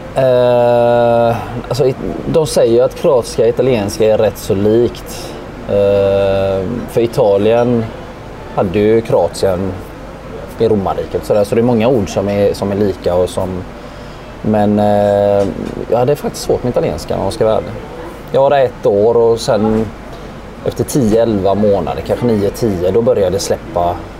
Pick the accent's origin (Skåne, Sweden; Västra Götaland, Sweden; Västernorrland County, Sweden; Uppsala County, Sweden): Västra Götaland, Sweden; Gothenburg; jag är uppvuxen i, i Biskopsgården här på Hisingen